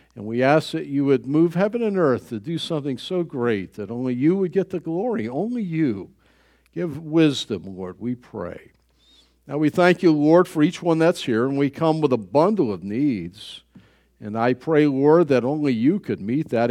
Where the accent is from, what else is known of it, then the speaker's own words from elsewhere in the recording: United States; I was born in the United States